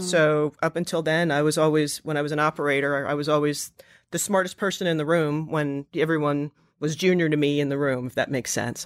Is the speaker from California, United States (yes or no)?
no; New Jersey, United States; moved away; also born or lived in Pennsylvania / Russia / upstate New York; I'm from New Jersey, so I moved back in with my parents